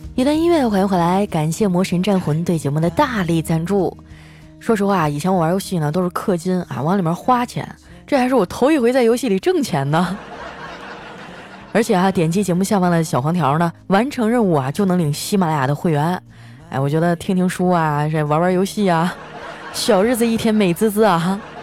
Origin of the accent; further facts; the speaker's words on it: Northeast China, China; 我们东北人呢就是特别豪迈